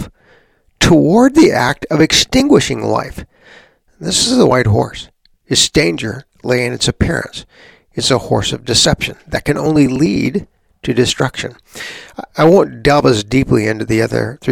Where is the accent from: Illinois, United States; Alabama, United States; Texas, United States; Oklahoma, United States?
Texas, United States; San Antonio; I was a kid growing up in Texas, our country's leading atheist, a woman named Madeline Marie O'Hare, lived just down the road from us. I grew up in San Antonio